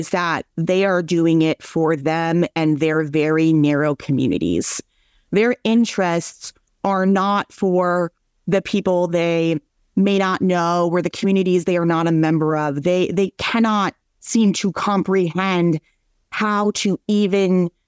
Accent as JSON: {"language": "English", "region": "Minnesota", "country": "United States", "said": "I'm from Minnesota"}